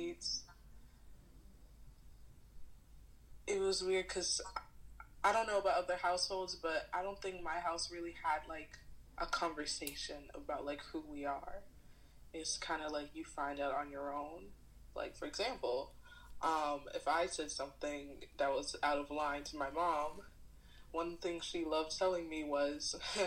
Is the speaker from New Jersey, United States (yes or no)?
no; Silver Spring, Maryland, United States; I'm from the DMV area, specifically Silver Spring, Maryland. I come from an Ethiopian household. So, growing up, I went to a private school